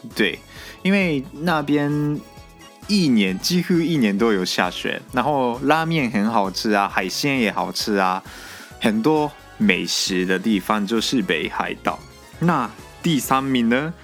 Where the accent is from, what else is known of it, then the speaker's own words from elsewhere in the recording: Japan; 我们日本人